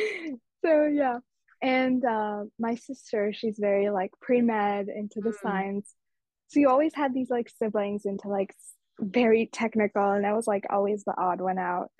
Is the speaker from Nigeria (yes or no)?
no; Mumbai, Maharashtra, India; moved away; these festivals and cultures I grew up around in Mumbai